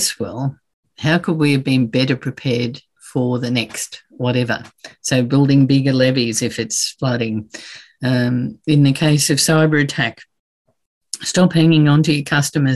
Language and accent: English; Brisbane, Queensland, Australia; in Brisbane, in my hometown